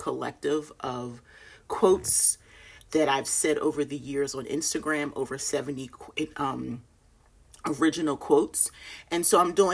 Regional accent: Philadelphia, Pennsylvania, United States; moved away as an adult; also born or lived in Delaware; now in North Carolina, United States; I was born and raised in Philly, and I lived in Delaware for 9 years with my husband

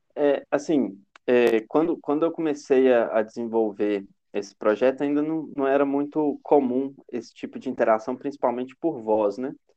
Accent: Itabira, Minas Gerais, Brazil; De Tabira, que é onde eu nasci

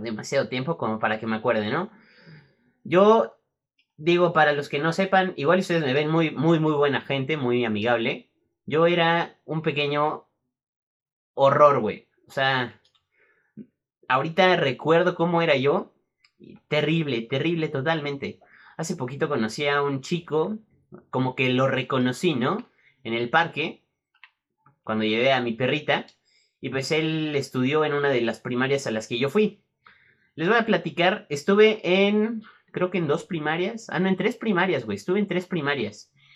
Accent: Mexico City, Mexico; Nací aquí en la Ciudad de México

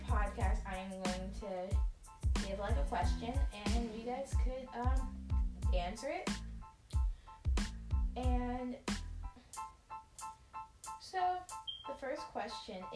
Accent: Billerica, Massachusetts, United States; I spent my whole life in Billerica

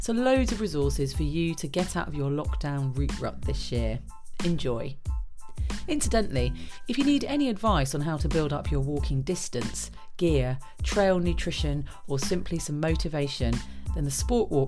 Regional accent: United Kingdom; also born or lived in Buckinghamshire; being British

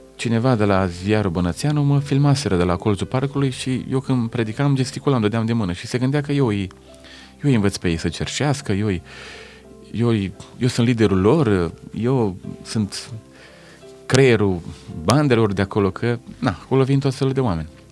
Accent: Lugoj, Timiș County, Romania; sunt de la Lugoj

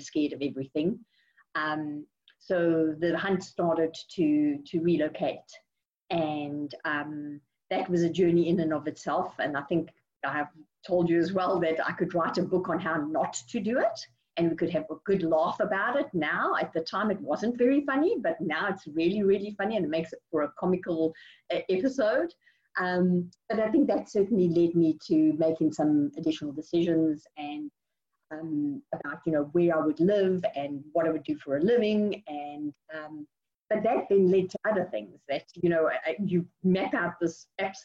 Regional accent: South Africa; moved away as an adult; now in Houston, United States; I'm originally from South Africa

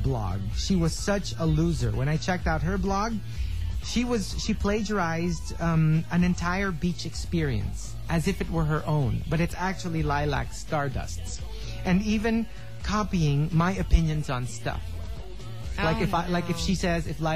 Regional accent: Philippines; I'm from the Philippines

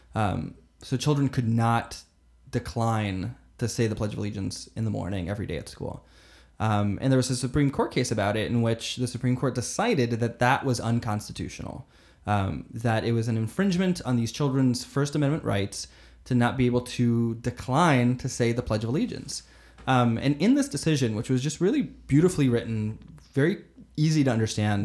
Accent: Florida, United States; also born or lived in Brazil / Fort Myers, Florida; I was born in Brazil, moved to Florida super young and, and was raised there

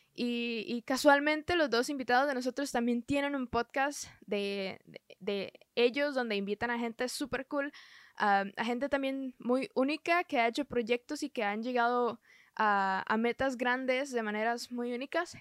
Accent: Costa Rica; soy de Costa Rica

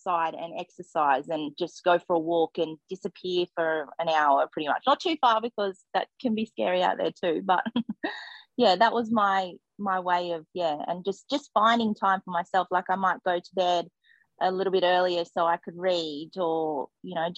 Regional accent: Gold Coast, Queensland, Australia; moved away as an adult; I grew up on the Gold Coast, so I was in the city

